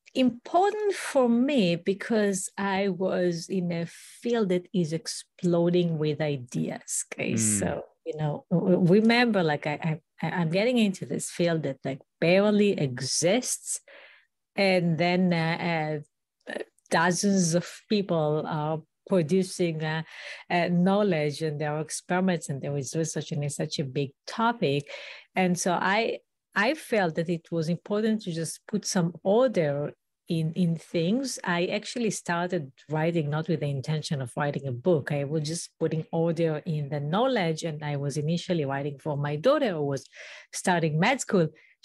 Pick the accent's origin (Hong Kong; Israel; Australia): Israel; English is a second language; now in United States; I did not grow up in the US. I grew up in Israel, in a small community, a kibbutz.